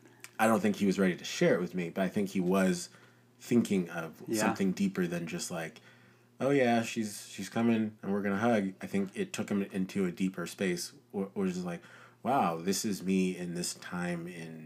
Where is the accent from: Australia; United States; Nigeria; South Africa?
Nigeria; born there; I was born in Nigeria.